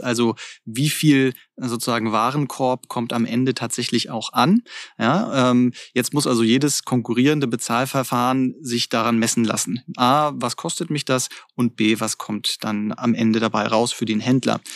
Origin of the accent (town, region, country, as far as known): Germany